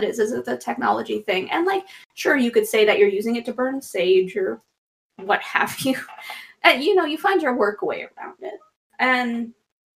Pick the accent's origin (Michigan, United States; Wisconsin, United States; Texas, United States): Wisconsin, United States; moved away; also born or lived in Chicago; growing up in Wisconsin